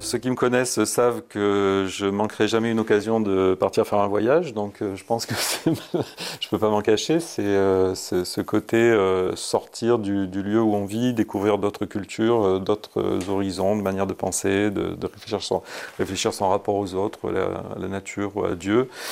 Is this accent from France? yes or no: yes; Valence, Auvergne-Rhône-Alpes, France; also born or lived in Malissard; je suis originaire de Valence, euh, né à Valence donc en 71